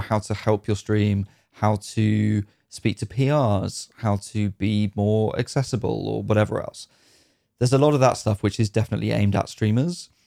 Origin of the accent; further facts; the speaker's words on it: United Kingdom; as a Brit